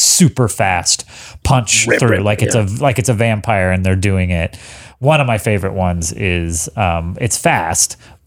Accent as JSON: {"language": "English", "region": "Texas", "country": "United States", "tie": "born or raised there", "said": "I grew up in Texas."}